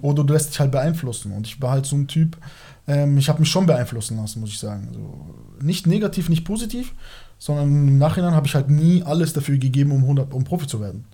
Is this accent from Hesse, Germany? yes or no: no; Moosach?, Bavaria, Germany; Ich bin in Norbing aufgewachsen